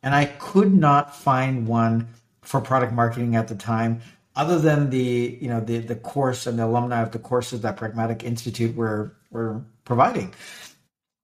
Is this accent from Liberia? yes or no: no; Canada; I'm Canadian